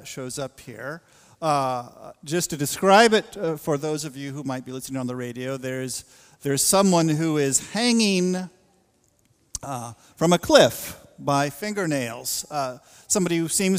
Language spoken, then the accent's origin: English; the West, United States; moved away; I grew up in a part of the world, boy, there was this spirit of independence, this kind of rugged individualism in the West.